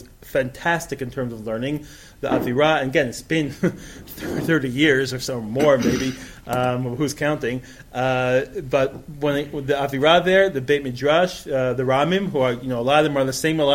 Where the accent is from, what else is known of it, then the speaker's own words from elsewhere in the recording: New York, United States; moved away as an adult; now in Israel; I grew up in New York